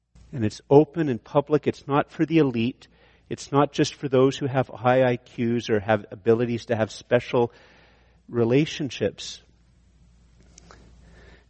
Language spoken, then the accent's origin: English; Ireland; I'm Irish